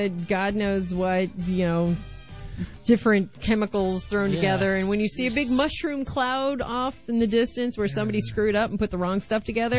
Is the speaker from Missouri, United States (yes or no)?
yes; St. Louis, Missouri, United States; moved away; I'm from the Midwest. I've born and raised in the Midwest.